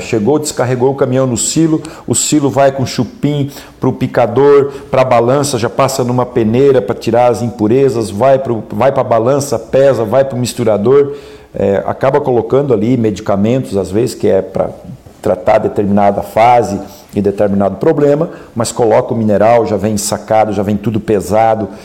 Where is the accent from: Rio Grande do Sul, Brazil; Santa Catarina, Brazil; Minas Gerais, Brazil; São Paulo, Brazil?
Santa Catarina, Brazil; Pomerode; born or raised there; now in Braço do Norte, Brazil